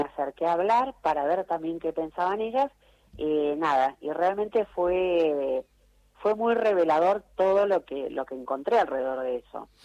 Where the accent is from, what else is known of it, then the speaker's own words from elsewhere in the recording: Argentina; en el país del ni una menos, de las luchas feministas, de leyes tan de avanzada que tenemos